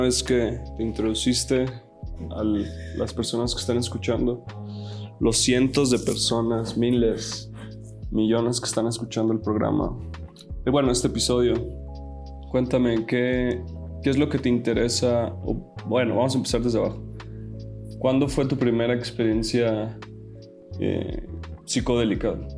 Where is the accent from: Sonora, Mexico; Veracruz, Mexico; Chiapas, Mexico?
Sonora, Mexico; Como hombre sonorense, norteño